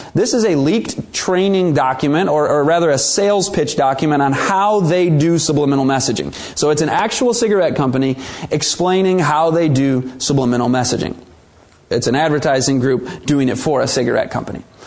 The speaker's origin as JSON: {"language": "English", "country": "United States", "said": "But many Americans, we kind of get in denial."}